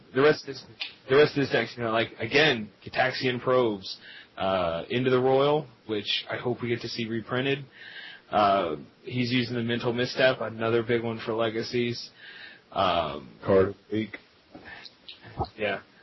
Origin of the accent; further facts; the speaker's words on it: Lubbock, Texas, United States; I am from Lubbock, Texas